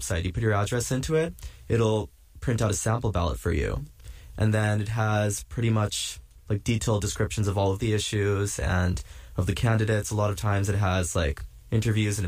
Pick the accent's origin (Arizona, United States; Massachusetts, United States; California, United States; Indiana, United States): California, United States; just south of San Francisco; now in New York, United States; I'm from just south of San Francisco